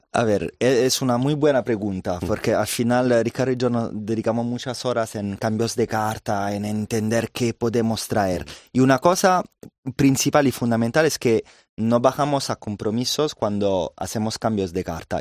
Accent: Caserta, Campania, Italy; Spanish is a second language; now in Madrid, Spain; Nosotros somos de Nápoles, más bien alrededor de Nápoles, muy cerca, se llama Caserta

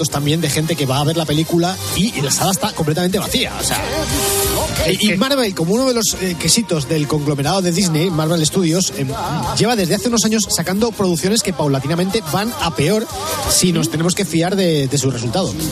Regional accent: Santa Coloma de Gramenet, Catalonia, Spain; yo de Santa Coloma de ¿eh? Gramanet.

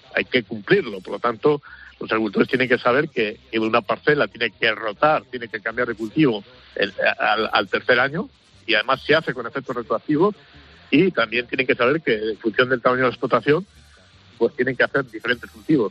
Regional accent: Cevico de la Torre, Castile and León, Spain; Hoy estoy en, mi pueblo, en, Palencia, en el Cerrato, en Cervico de la Torre

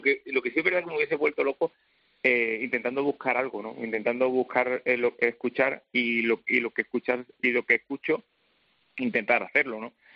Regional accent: Linares, Andalusia, Spain; yo nací en Linares

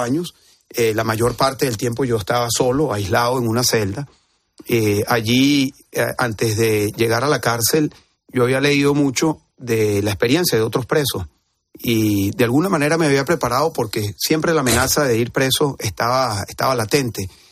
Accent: Venezuela; now in Spain; en mi país

